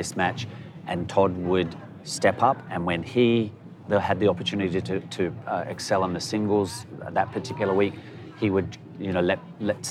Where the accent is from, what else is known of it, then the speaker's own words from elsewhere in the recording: Adelaide, South Australia, Australia; moved away as an adult; We grew up in Australia